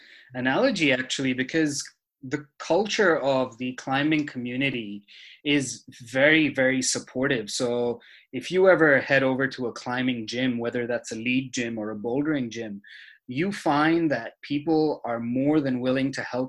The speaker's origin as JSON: {"language": "English", "region": "Dubai", "country": "United Arab Emirates", "tie": "born or raised there", "lives_now": "Australia", "said": "So I was born in Dubai, the United Arab Emirates. I think everyone knows Dubai now. They didn't necessarily when I first moved to Australia back in 2010, so 10 years ago."}